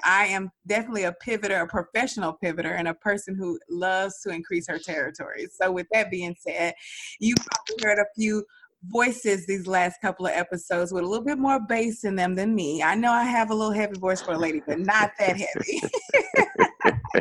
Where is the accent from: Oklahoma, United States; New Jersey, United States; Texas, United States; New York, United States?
Texas, United States; Dallas; I'm from Dallas